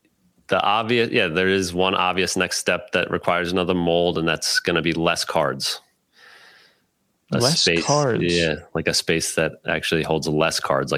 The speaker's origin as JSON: {"language": "English", "region": "New York", "country": "United States", "tie": "born or raised there", "also_born_or_lived": "Baltimore, Maryland", "said": "What I tell people is I was born in Baltimore. A lot of my family roots are there. And then I was in high school in Westchester, New York."}